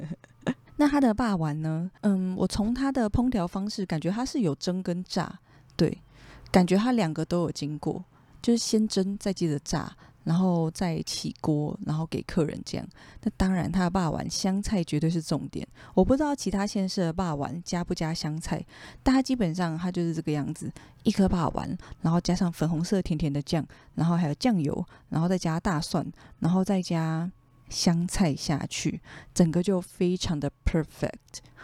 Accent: Taipei, Taiwan; moved away as an adult; 我真的是从小就住在内湖，从出生的那一天起， 就是土生土长的内湖人

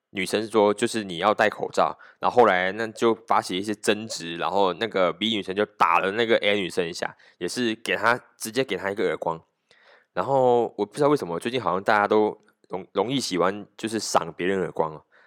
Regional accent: Malaysia; 我们马来西亚人

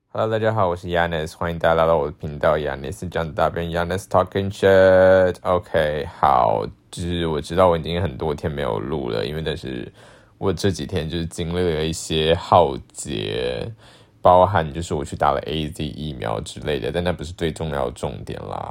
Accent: Taiwan; 我会说我来自台湾

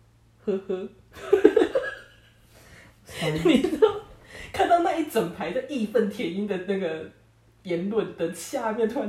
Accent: Taiwan; 我们真的出生在台湾是真的很幸运。

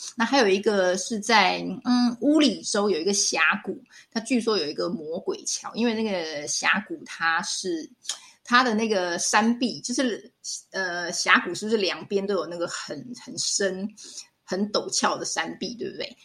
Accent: Taiwan; 我们台湾这边就是会去庙里求一个什么平安符

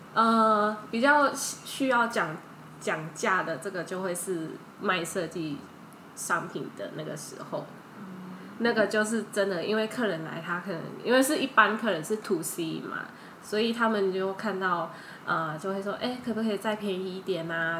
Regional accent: Thailand; Chinese is a second language; moved away as an adult; now in Taiwan; 在泰国长大，所以我的泰国，在泰国的经验比在台湾的比较丰富，然后泰文讲得比中文好一点

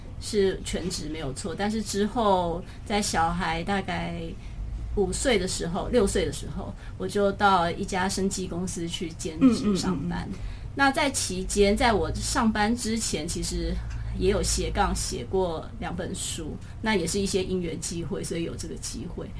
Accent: Taipei, Taiwan; 我是台北人

